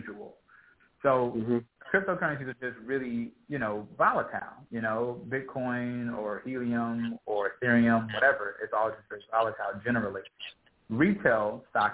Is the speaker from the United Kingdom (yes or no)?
no; Los Angeles, California, United States; I'm from South Central Los Angeles